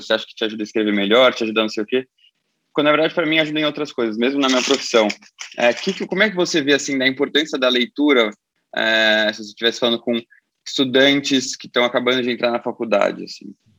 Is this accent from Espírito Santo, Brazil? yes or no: no; São Paulo, Brazil; nasci em São Paulo, cresci em São Paulo